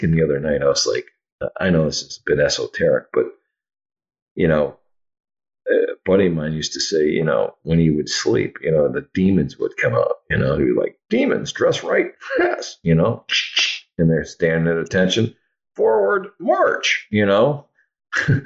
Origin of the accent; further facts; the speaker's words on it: Oshkosh, Wisconsin, United States; I grew up in Oshkosh, Wisconsin